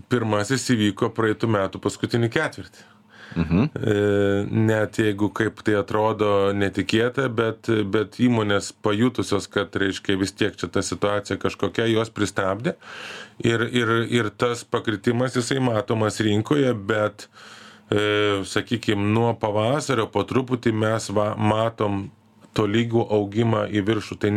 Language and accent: Lithuanian; Lithuania